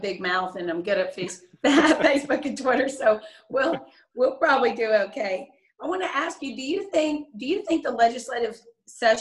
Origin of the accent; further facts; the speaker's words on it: Denton, Texas, United States; also born or lived in Austin, Texas; I grew up in Denton